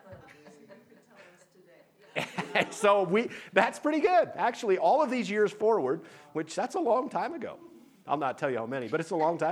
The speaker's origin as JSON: {"language": "English", "town": "Tuttle", "region": "North Dakota", "country": "United States", "tie": "born or raised there", "moved": "yes", "said": "Our home church just was back in Tuttle, North Dakota"}